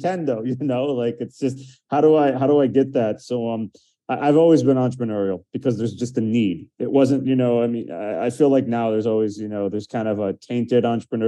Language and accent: English; outside Detroit, Michigan, United States; now in Miami, United States; I grew up outside Detroit in Michigan